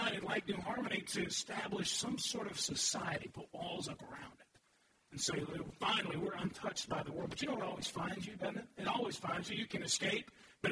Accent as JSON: {"language": "English", "town": "Louisville", "region": "Kentucky", "country": "United States", "said": "I'm from Louisville"}